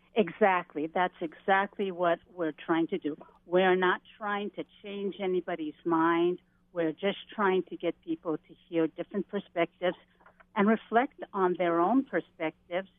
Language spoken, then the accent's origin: English; Native Hawaiian, United States; myself being Native Hawaiian